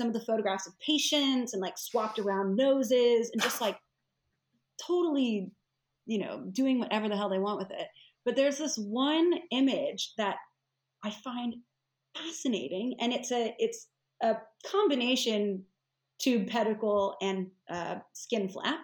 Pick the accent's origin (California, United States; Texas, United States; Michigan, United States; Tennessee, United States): Tennessee, United States; Nashville; now in United Kingdom